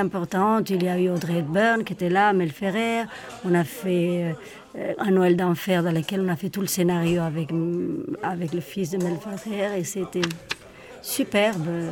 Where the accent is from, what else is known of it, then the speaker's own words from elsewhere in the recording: Madrid, Community of Madrid, Spain; now in Switzerland; mes origines, je suis madrilène. Donc, je viens de l'Espagne